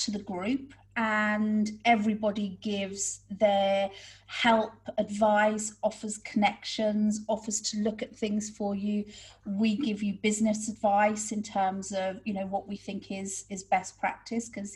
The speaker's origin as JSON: {"language": "English", "country": "United Kingdom", "moved": "yes", "said": "we're British"}